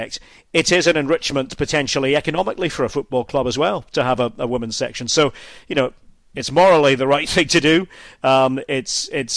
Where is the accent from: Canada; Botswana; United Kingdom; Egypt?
United Kingdom; Scotland; moved away as an adult; now in Germany; as a Scot